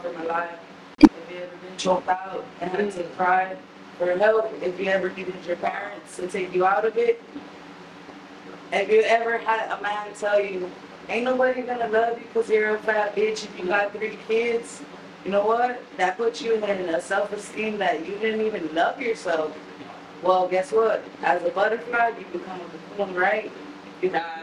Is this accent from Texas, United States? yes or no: yes; San Antonio, Texas, United States; born or raised there; also born or lived in Milwaukee, Wisconsin